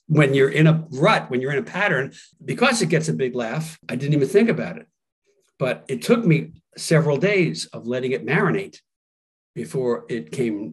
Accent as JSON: {"language": "English", "region": "New York", "country": "United States", "said": "I'm from New York."}